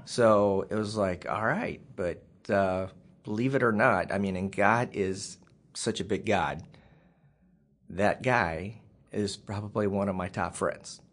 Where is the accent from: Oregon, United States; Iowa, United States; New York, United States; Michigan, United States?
Iowa, United States; Waukee; also born or lived in Missouri / West Des Moines, Iowa; we moved to um, West Des Moines, Iowa